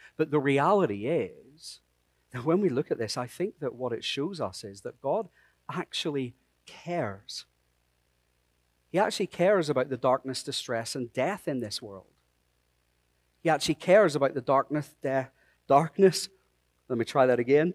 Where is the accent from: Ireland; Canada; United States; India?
Ireland; I'm Irish.